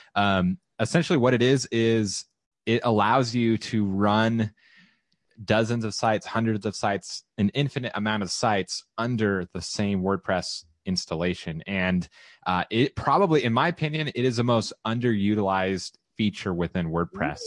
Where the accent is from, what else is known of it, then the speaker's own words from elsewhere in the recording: Southern California, United States; now in Austin, United States; I am relocating back to Southern California, where I'm from.